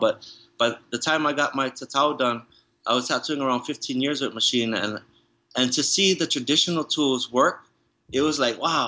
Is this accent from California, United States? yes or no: yes; San Diego, California, United States; first language English; also born or lived in Hawaii / National City, California; born in the United States of America in Hawaii, and you know, being raised in San Diego, and English being my first language